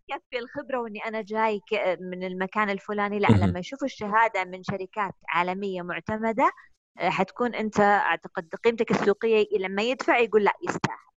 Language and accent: Arabic; Saudi Arabia; إحنا سعوديين